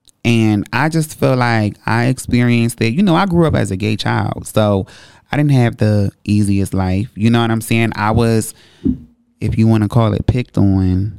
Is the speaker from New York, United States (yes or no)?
no; Delaware, United States; Growing up in Delaware, you know, we didn't really have much, so you had to use your creativity.